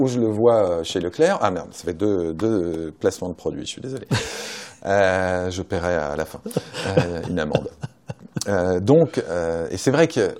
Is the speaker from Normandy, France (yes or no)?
no; Saint-Étienne, Auvergne-Rhône-Alpes, France; je suis stéphanois et je suis euh, supporter de Saint-Etienne